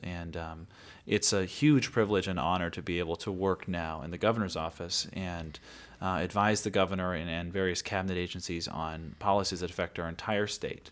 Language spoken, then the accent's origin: English; Great Falls, Montana, United States; also born or lived in New York City; I was born and raised in Great Falls